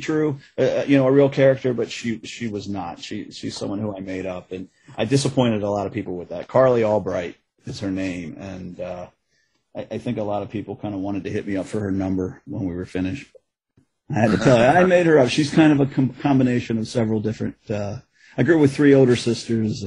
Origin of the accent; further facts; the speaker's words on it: Edgewood, Maryland, United States; my hometown